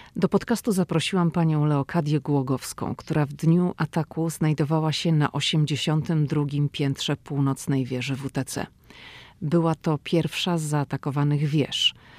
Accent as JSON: {"language": "Polish", "town": "Szczecin", "region": "West Pomeranian Voivodeship", "country": "Poland", "moved": "as an adult", "lives_now": "Washington, United States", "said": "dziewczyna ze Szczecina, która wylądowała w Waszyngtonie."}